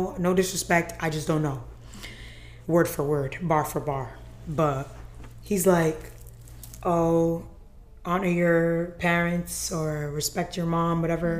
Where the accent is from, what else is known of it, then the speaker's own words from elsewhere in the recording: Nigeria; I'm Nigerian, man. Yeah. Like, so, this is my life. Yeah. This is my life. I grew up this way.